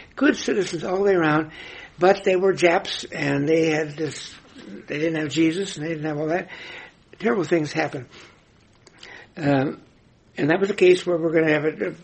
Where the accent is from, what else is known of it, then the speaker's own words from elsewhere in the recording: Nebraska, United States; my home state of Nebraska